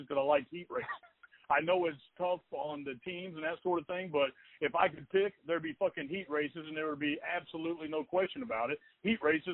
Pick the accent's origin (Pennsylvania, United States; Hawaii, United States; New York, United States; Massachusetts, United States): Pennsylvania, United States; Pittsburgh; now in Dallas, United States; I'm from Pittsburgh.